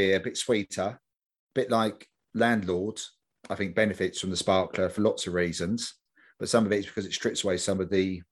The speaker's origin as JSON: {"language": "English", "region": "London", "country": "United Kingdom", "tie": "born or raised there", "said": "I grew up in Stoke Newington"}